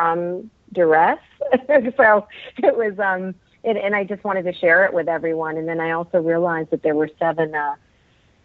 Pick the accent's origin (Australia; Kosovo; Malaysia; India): India; moved away; I come from India